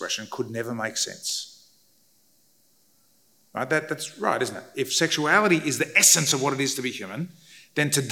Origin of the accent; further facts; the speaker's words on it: Australia; I grew up in Australia